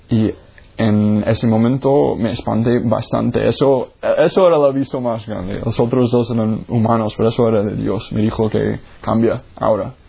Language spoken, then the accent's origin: Spanish; Jacksonville, Florida, United States; moved away; Pues yo soy de los Estados Unidos. Ah, yo nací en la Florida, en Jacksonville